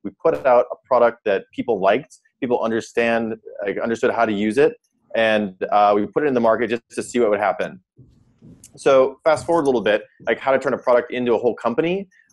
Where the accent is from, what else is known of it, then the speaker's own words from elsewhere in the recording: South Dakota, United States; moved away as an adult; also born or lived in Stanford, California; I'm from South Dakota mostly. I came out for college at Stanford